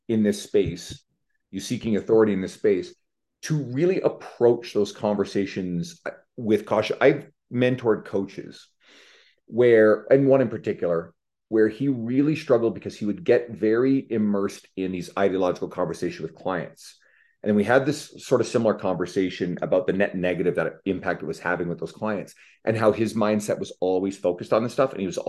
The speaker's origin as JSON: {"language": "English", "country": "Canada", "said": "I'm Canadian."}